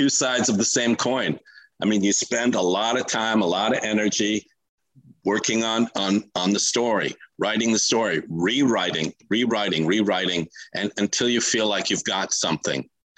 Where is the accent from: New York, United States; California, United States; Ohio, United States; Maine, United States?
California, United States; Los Angeles; I grew up on the West Side in Los Angeles